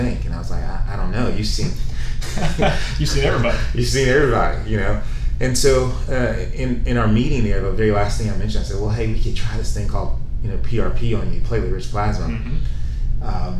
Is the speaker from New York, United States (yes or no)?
no; Tennessee, United States; I'm from Tennessee